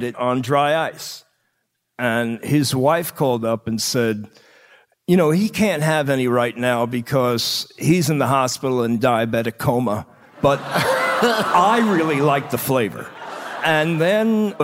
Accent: Long Island, New York, United States; I grew up on Long Island.

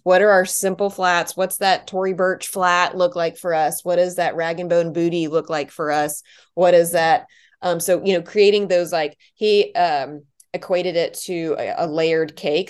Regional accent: Charlotte, North Carolina, United States; also born or lived in Washington, D.C.; I was born in D C, but both my parents, um, went to Georgetown and I was born there. And then we, um, moved to Charlotte, North Carolina when I was two

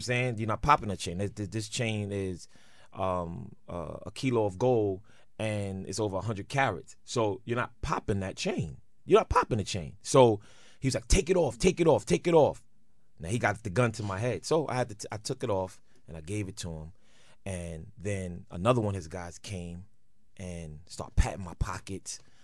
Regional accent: New York City, New York, United States; I'm from Brooklyn

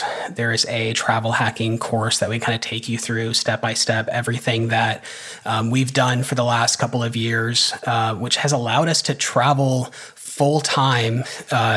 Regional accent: United States; as an American

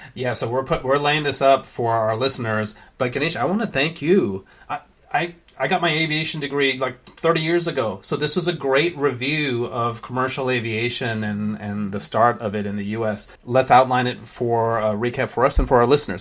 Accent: San Francisco, California, United States; also born or lived in Sri Lanka; growing up in San Francisco in the late seventies

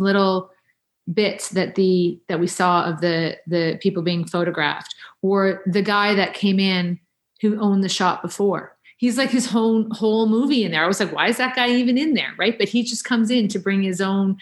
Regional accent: Canada; as a Canadian actor

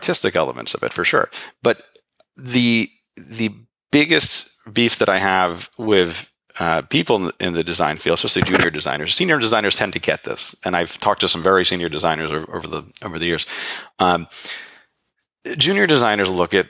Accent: New York City, New York, United States; as a New Yorker

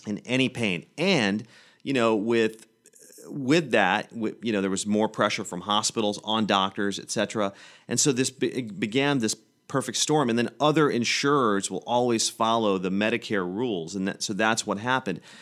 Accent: Manchester, Tennessee, United States; also born or lived in Hillsboro, Tennessee; now in Nashville, United States; I grew up in Manchester, I grew up in Hillsborough, Tennessee

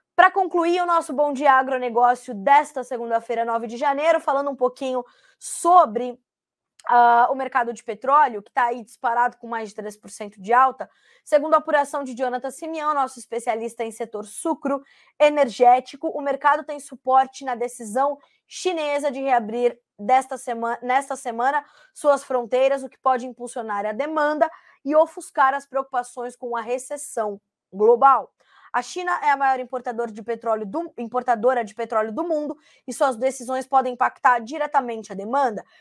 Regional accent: Brazil; antes de sermos jornalistas, somos cidadãos e somos brasileiros

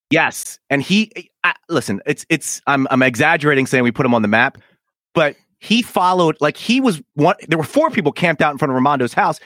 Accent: Philadelphia, Pennsylvania, United States; moved away as an adult; now in Washington, D.C., United States; That's where I was born and raised

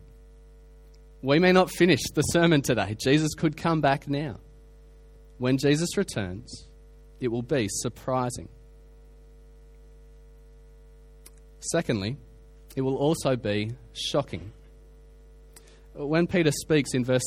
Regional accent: Australia; I come from Australia. We have bushfires every summer

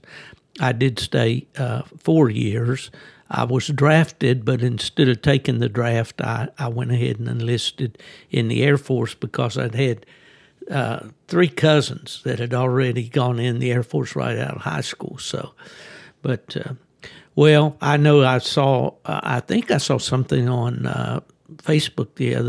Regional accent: southern West Virginia, United States; moved away; I was born in southern West Virginia

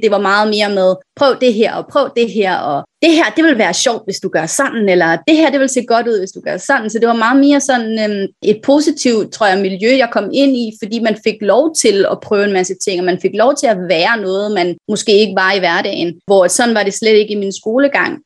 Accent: Virum, Capital Region of Denmark, Denmark; moved away as an adult; now in Hong Kong; jeg er fra Virum, øh, lidt uden for København

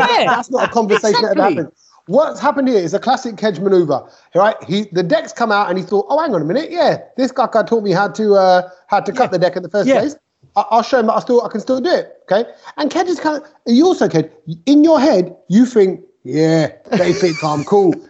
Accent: London, United Kingdom; also born or lived in East Ham, London; I moved from East Ham to Ilford Goodmayes area, just a few miles out

